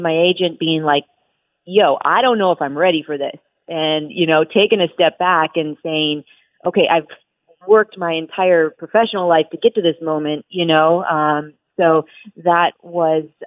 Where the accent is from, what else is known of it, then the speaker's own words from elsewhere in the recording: Las Vegas, Nevada, United States; moved away as an adult; also born or lived in Philadelphia; my hometown of Las Vegas